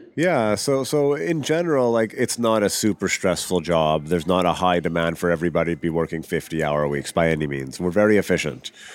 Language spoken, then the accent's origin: English; Regina, Saskatchewan, Canada; moved away as an adult; also born or lived in England / Vancouver / Vancouver Island; I grew up in Regina, Saskatchewan, prairie